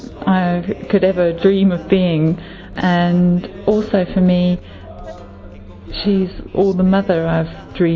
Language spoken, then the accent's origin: English; London, United Kingdom; I am from London and I'm 40 years old, just.